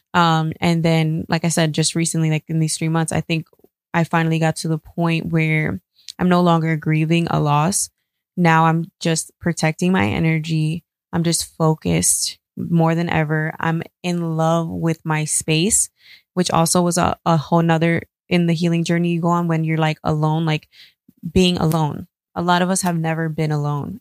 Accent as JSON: {"language": "English", "region": "New York", "country": "United States", "tie": "born or raised there", "said": "I grew up in New York"}